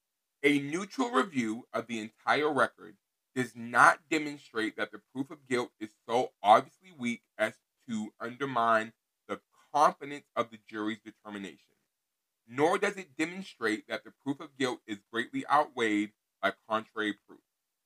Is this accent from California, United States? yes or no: yes; Los Angeles, California, United States; now in Texas, United States; I'm from South Central Los Angeles, California. I was extradited to Texas in February of 2003